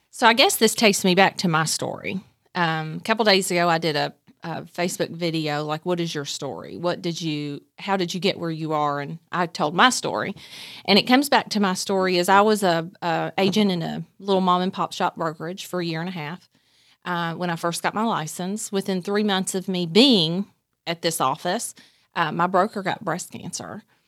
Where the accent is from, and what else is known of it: Nicholasville, Kentucky, United States; born or raised there; also born or lived in Somerset, Kentucky / Whitley County, Kentucky